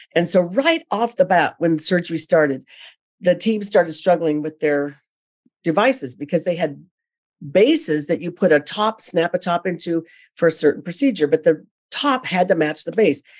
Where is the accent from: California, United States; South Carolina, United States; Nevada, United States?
California, United States; I'm originally from California